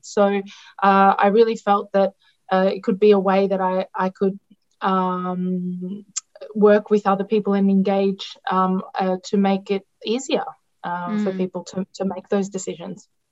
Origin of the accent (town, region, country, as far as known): Melbourne, Victoria, Australia; born or raised there; first language Greek; English is a second language; moved away as an adult; also born or lived in Italy; now in Laos